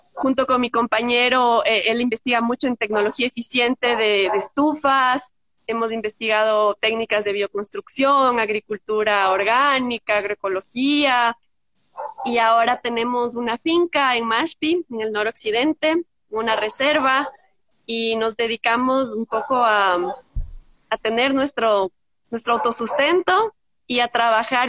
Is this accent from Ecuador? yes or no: yes; Quito, Pichincha, Ecuador; also born or lived in Brazil; yo soy quiteña, tumbaqueña, bueno, y crecí